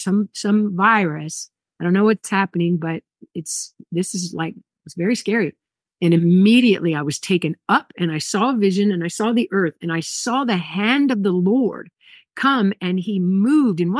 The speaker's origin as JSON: {"language": "English", "region": "Hawaii", "country": "United States", "said": "I'm from Hawaii, so I know about tsunamis"}